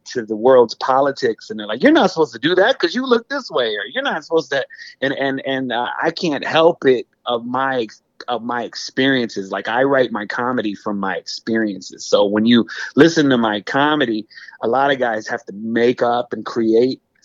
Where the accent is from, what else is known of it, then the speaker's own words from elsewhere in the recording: Racine, Wisconsin, United States; now in the South, United States; I grew up in Racine, Wisconsin is where I was born, but I grew up on the border